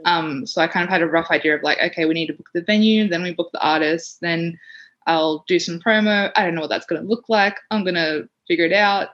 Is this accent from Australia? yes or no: yes; Sydney, New South Wales, Australia; now in Canberra, Australia; I grew up in Western Sydney